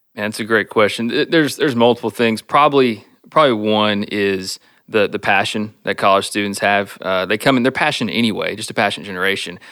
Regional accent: Stephenville, Texas, United States; moved away as an adult; now in Iowa, United States; I was born and raised in Stephenville. Uh, grew up going to school there

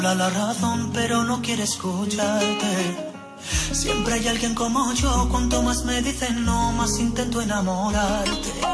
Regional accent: Misiones, Argentina; ni como misioneros ni como argentinos

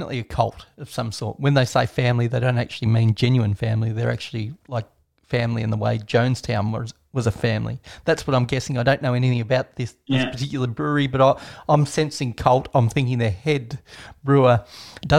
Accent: Australia

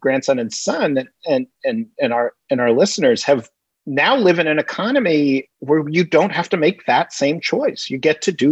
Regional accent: New York City, New York, United States; I grew up in Greenwich Village, New York, in all artist housing.

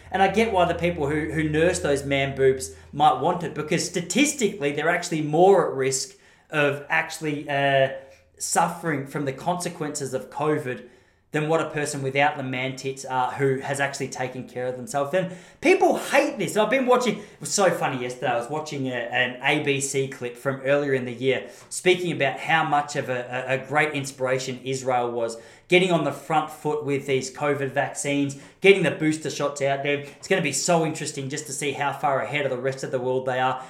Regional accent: Australia; I'm an Aussie.

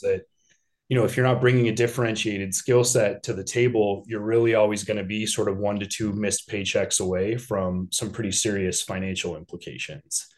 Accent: Denver, Colorado, United States; now in Chicago, United States; I was born and raised in Denver.

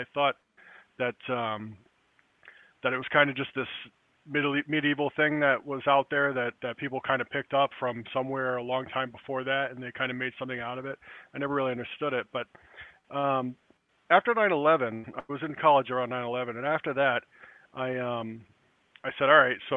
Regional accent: Newport, Rhode Island, United States; I grew up in Newport, Rhode Island, at a time when the city was kind of empty

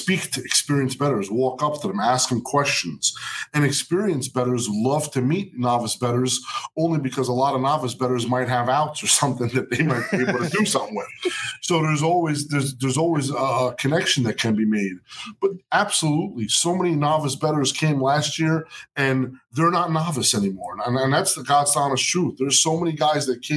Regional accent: Jersey City, New Jersey, United States; Jersey City, New Jersey, my hometown. Where I was born and raised

